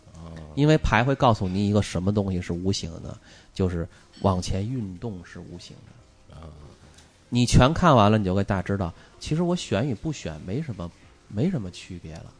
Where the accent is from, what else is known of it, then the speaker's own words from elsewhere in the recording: China; 就跟我们中国人的抽签儿似的